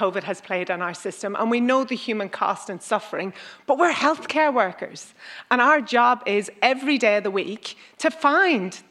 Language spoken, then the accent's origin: English; Ireland; now in Australia; I'm from Ireland.